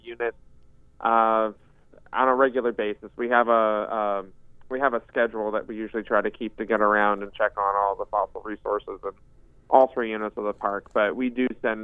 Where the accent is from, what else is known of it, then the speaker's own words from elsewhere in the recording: Southern Oregon, United States; I grew up in Southern Oregon